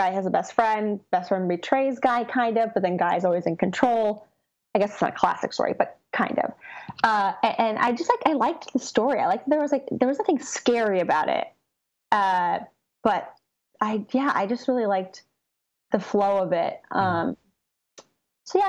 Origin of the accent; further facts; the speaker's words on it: Chino, California, United States; I'm actually from Southern California. I grew up about an hour east of LA in a city called Chino